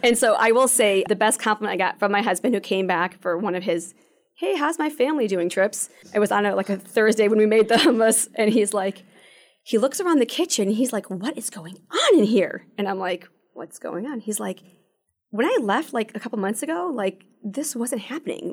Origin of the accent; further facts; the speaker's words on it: Toledo, Ohio, United States; moved away as an adult; also born or lived in Shanghai, China; now in Michigan, United States; I'm not originally from here, I'm from Toledo